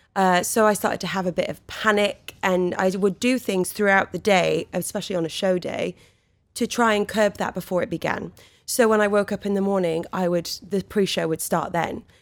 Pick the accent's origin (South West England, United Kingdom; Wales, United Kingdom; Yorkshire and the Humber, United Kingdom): Wales, United Kingdom; born or raised there